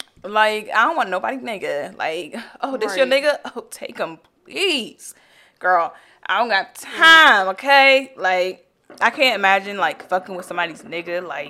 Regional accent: Tennessee, United States; But I'm from Tennessee.

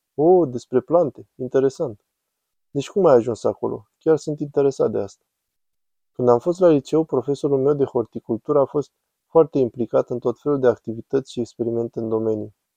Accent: Camden, New Jersey, United States; now in Philadelphia, United States; Camden, New Jersey

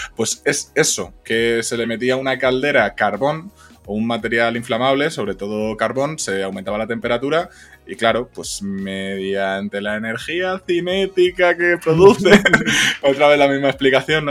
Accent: Zamora, Castile and León, Spain; yo que soy de Zamora

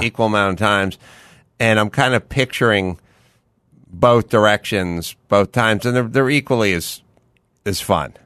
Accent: Los Angeles, California, United States; I grew up in the San Fernando Valley and I grew up without air conditioning

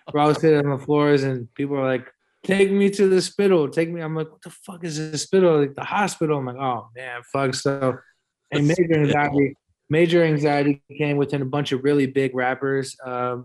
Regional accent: San Francisco, California, United States; We're from San Francisco

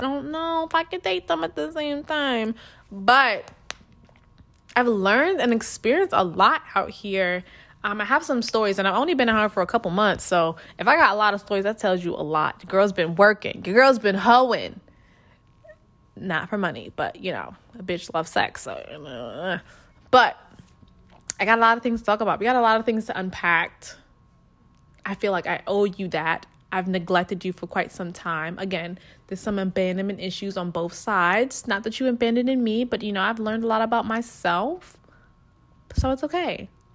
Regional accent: New York, United States; moved away as an adult; now in Texas, United States; I was from New York

